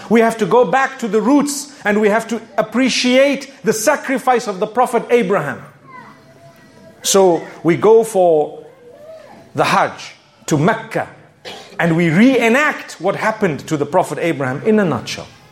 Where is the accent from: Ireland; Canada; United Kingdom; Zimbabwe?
Zimbabwe; I come from Zimbabwe. You can hear my accent, right?